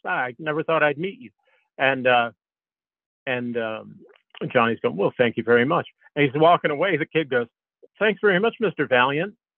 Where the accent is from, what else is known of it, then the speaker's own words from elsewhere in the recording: Northeast, United States; growing up in the Northeast